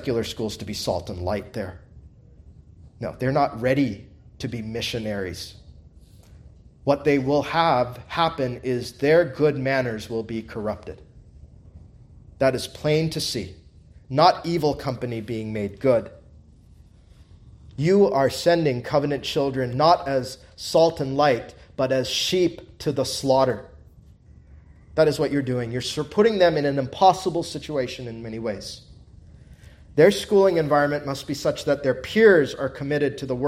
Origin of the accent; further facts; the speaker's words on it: United States; as an American